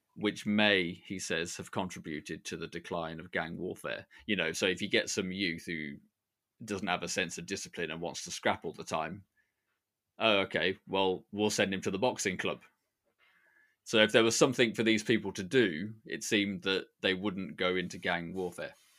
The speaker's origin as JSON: {"language": "English", "town": "Sutton Coldfield", "region": "West Midlands", "country": "United Kingdom", "tie": "born or raised there", "said": "Sutton Coldfield, where I grew up when I lived here"}